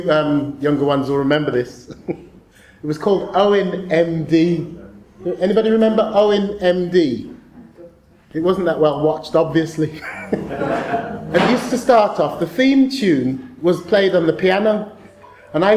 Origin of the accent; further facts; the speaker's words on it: Birmingham, West Midlands, United Kingdom; I was born in Selly Oak Hospital, not too far from here.